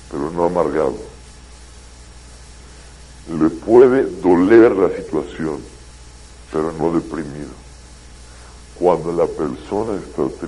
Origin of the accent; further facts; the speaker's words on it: Mexico; also born or lived in Israel; yo la verdad no me pienso hacer israelí yo soy mexicano y pienso regresar a mi país. Pero vine a estudiar unos años.